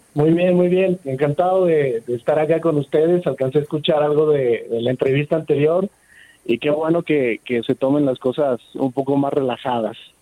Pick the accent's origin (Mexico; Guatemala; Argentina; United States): Mexico; Nosotros como mexicanos somos eh, gente que reacciona rápido en el caos